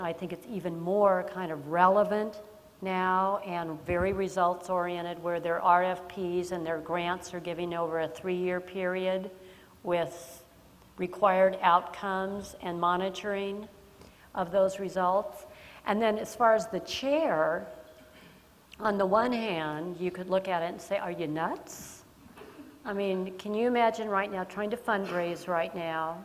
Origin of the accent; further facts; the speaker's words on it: Los Angeles, California, United States; I was born and raised in Los Angeles